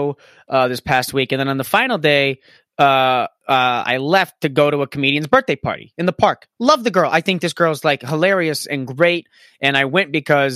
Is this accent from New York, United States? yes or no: no; Florida, United States; I growing up in Florida, I mean, going to the art school that I did